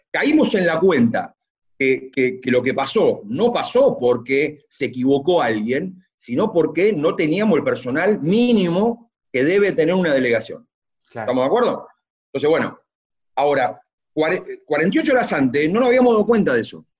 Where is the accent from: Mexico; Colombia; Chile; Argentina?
Argentina; como argentino, como hombre del básquet